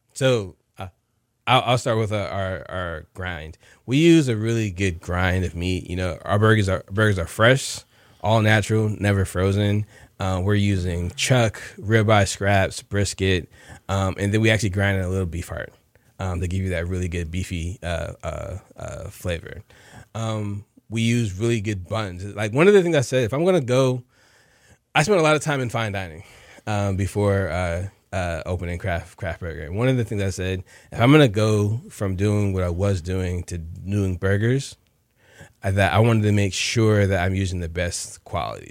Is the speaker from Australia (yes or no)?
no; New Jersey, United States; now in Houston, United States; both my parents worked for the post office back in New Jersey. I'm from New Jersey.